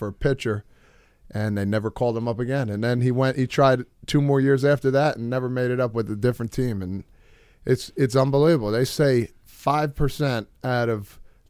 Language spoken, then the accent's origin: English; New Jersey, United States; we're from New Jersey